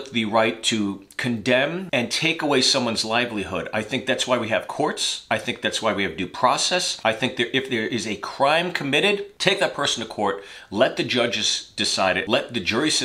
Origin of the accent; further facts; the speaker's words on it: United States; I'm an American